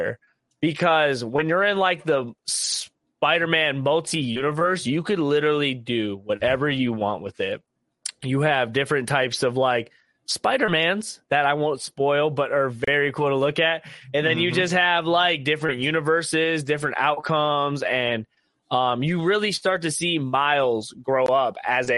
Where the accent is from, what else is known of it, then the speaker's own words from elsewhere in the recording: Ohio, United States; we are from Ohio